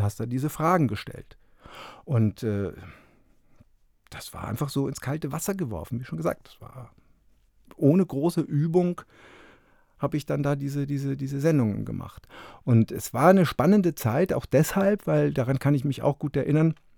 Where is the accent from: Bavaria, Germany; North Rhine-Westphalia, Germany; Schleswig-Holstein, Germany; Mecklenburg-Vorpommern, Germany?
Bavaria, Germany; Fürstenfeldbruck; moved away as an adult; also born or lived in Munich / Augsburg / Leipzig / Berlin; ich bin ja. Äh, in München geboren und in Fürstenfeldbruck groß geworden